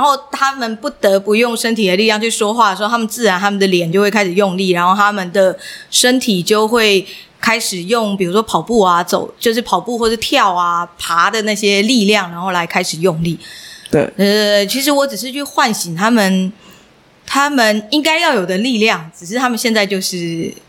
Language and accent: Chinese; Miaoli County, Taiwan; 我是苗栗长大的孩子